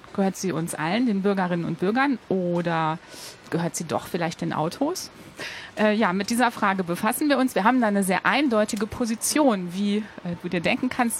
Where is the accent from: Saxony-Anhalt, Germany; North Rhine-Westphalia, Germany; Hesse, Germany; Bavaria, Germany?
North Rhine-Westphalia, Germany; Ruhr area; now in Cologne, Germany; ich komme aus dem Ruhrgebiet